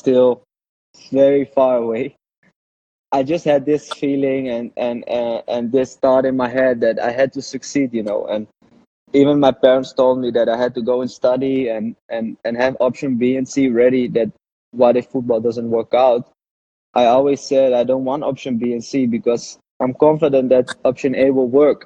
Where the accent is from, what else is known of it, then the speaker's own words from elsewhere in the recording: Amsterdam, North Holland, Netherlands; moved away as an adult; also born or lived in Scotland; I grew up in Holland, in Amsterdam